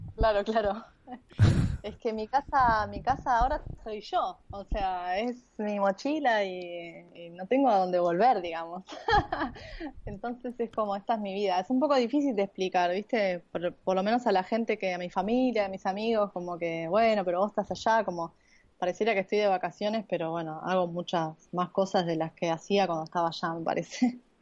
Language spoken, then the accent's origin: Spanish; Argentina; soy de Latinoamérica